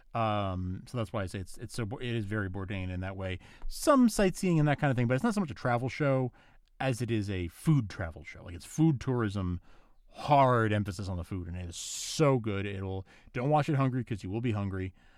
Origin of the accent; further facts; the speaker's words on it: New York, United States; I'm from New York